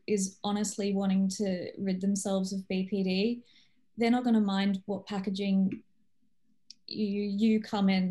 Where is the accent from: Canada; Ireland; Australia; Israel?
Australia; also born or lived in Poland; I'm not originally Australian, but I've grown up here